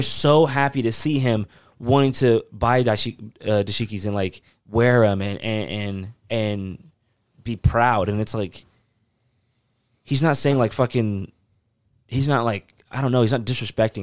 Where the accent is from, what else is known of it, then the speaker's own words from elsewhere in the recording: the South, United States; I grew up in the South